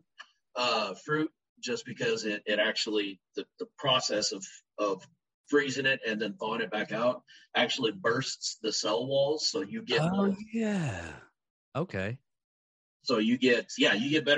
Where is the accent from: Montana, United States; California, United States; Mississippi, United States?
Montana, United States; moved away; being the good Montana boy that I am, growing up in Montana